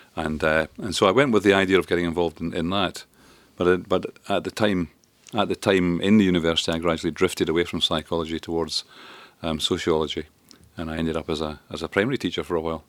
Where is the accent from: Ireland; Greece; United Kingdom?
United Kingdom; Grangemouth, Scotland; also born or lived in Duns, Berwickshire; I grew up in, in Grangemouth mainly. in the Falkirk area and grew up a, a loyal bairn.